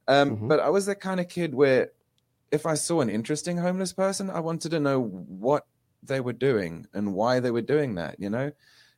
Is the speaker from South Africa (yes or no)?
yes; South Africa; I grew up in South Africa at a weird time, you know, when I was 6 years old, the apartheid ended. Mm-hmm. So I've got no memory of any of that. I was raised on a farm.